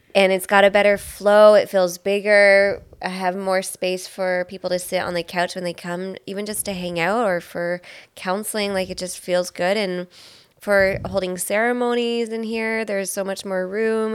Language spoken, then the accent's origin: English; Belleville, Ontario, Canada; moved away; I'm from Belleville originally